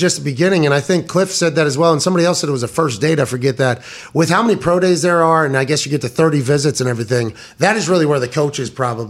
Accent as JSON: {"language": "English", "town": "Indianapolis", "region": "Indiana", "country": "United States", "said": "I'm from Indianapolis. I'm from Indy"}